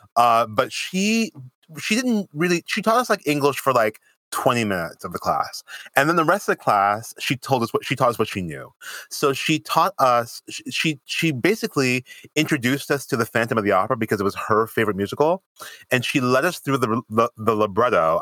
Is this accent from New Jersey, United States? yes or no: no; Springfield, Massachusetts, United States; also born or lived in Nyack, New York; now in New York City, United States; I'm originally from Springfield, Massachusetts